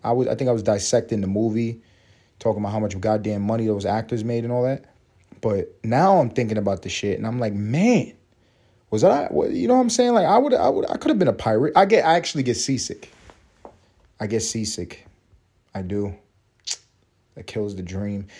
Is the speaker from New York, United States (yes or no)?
yes; New York City, New York, United States; moved away as an adult; now in Atlanta, United States; where I grew up in East Harlem